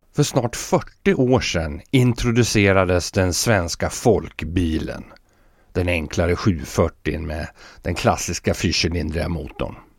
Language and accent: Swedish; Fagersta, Västmanland, Sweden; hemma i Fagersta